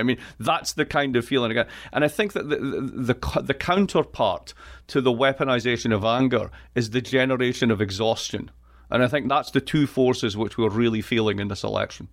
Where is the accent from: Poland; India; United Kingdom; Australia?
United Kingdom; east coast of Scotland; moved away as an adult; now in United States; I am from Scotland. I am from the east coast of Scotland.